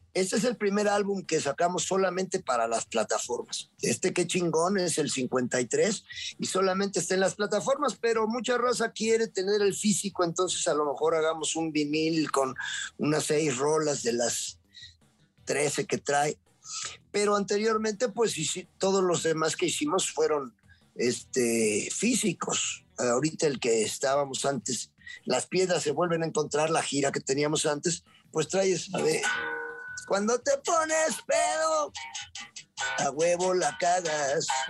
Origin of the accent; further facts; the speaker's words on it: Puebla, Mexico; yo soy poblano chicharronero